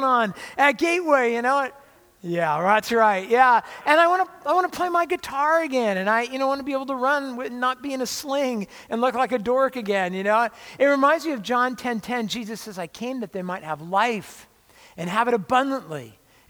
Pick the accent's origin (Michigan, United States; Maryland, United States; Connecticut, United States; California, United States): California, United States; Orange County; I grew up in Orange County near